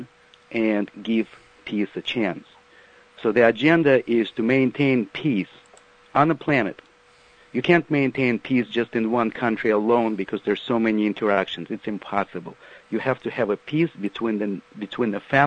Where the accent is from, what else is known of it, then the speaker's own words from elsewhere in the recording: Ukraine; now in United States; Ukraine, my home country